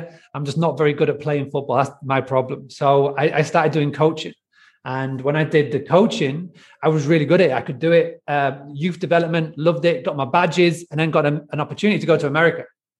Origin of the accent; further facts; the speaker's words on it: Scarborough, Yorkshire and the Humber, United Kingdom; now in Spain; So I actually live in Spain now, but I grew up in the UK from a very, very little tiny town called Scarborough, as you can tell by my weird accent. So I grew up actually in a farm bed and breakfast.